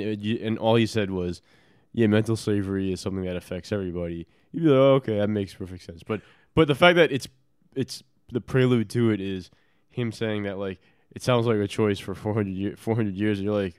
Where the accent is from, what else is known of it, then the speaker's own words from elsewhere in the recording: United States; I'm Chinese American.